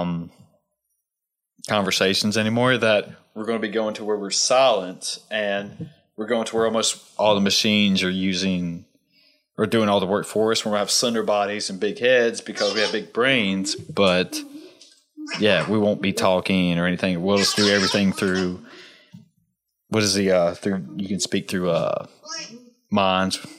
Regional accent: Southwest Virginia, United States; growing up in Southwest Virginia

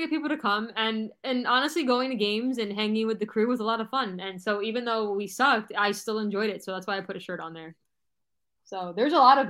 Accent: Broward County, Florida, United States; also born or lived in New Mexico / Texas; now in Miami, United States; My mom lives in Broward, and I grew up in Broward. 954.

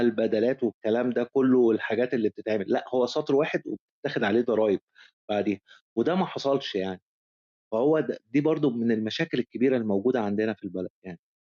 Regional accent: Egypt; عندنا في مصر

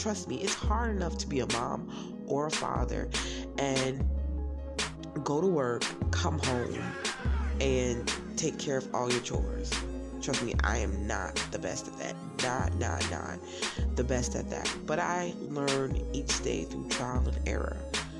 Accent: Browns Mills, New Jersey, United States; also born or lived in Newark, New Jersey; now in Statesboro, Georgia, United States; Even though I stay in Statesboro, Georgia, I am originally from Browns Mills, New Jersey, born in Newark, New Jersey

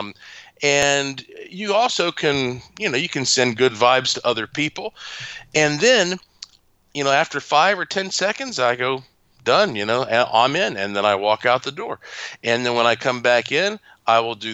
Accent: North Carolina, United States; I am from North Carolina

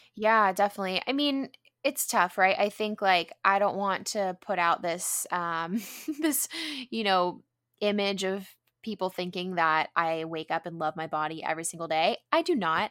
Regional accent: San Diego, California, United States; growing up in San Diego, being, you know, in a predominantly white neighborhood

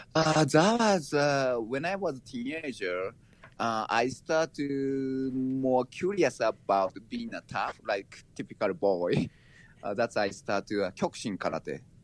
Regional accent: Japan; moved away; I was born in Japan and raised there

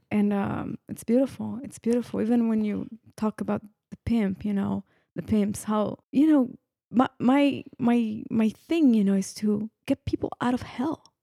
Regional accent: northern Italy, Italy; moved away; my husband and I were born and raised in Italy, in the northern I, Italy

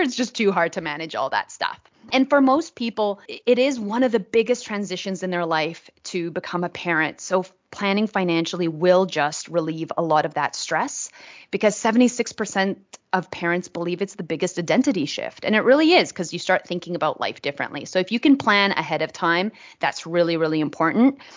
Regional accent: Vancouver, British Columbia, Canada; moved away as an adult; now in Australia; I'm originally from Vancouver. I'm a, a Canadian living in Australia now for almost 10 years.

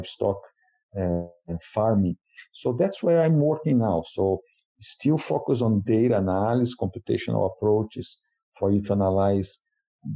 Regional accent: Brazil; moved away as an adult; now in Madison, United States; I'm originally from Brazil

